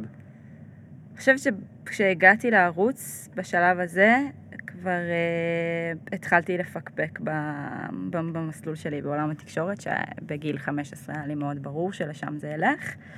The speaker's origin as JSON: {"language": "Hebrew", "town": "Ashdod", "region": "Southern District", "country": "Israel", "tie": "born or raised there", "also_born_or_lived": "New York / Jerusalem", "moved": "yes", "lives_now": "Tel Aviv, Israel", "said": "אני גדלתי באשדוד"}